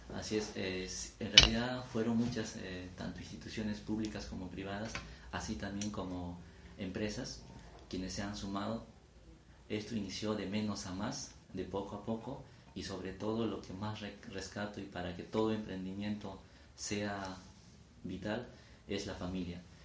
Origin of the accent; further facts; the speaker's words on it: Sivia, Ayacucho, Peru; yo nací en el BRAE, en el distrito de Sibia, provincia de Huanta, de la región Ayacucho.